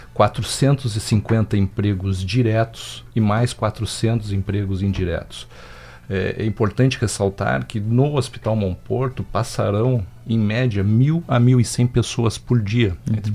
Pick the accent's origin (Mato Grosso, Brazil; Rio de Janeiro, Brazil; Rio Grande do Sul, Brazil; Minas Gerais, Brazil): Rio Grande do Sul, Brazil; Pelotas; now in Rio Grande, Brazil; Eu não sou pelo, uh, Rio Grandino de, de, eh, de nascimento, sou pelotense, mas sou Rio Grandino de coração